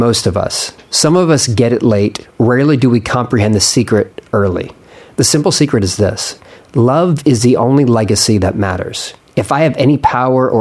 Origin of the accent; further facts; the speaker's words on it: Philadelphia, Pennsylvania, United States; I'm from Philadelphia